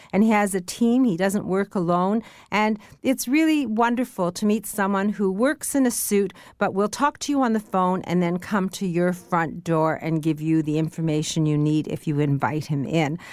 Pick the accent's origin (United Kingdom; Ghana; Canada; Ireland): Canada; We Canadians